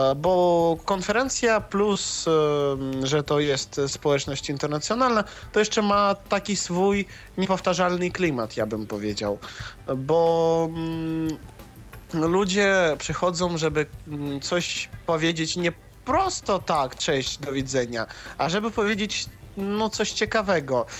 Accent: Russia; Ja jestem z Rosji

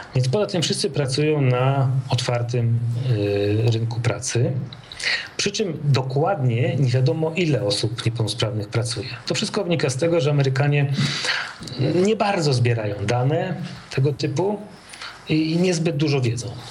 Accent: Poland

